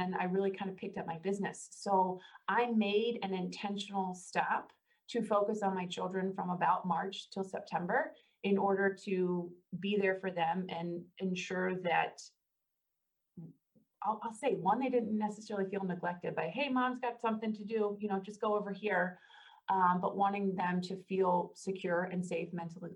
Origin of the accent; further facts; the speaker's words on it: Northern Kentucky, United States; I'm actually a Northern Kentuckian. I was born in Kentucky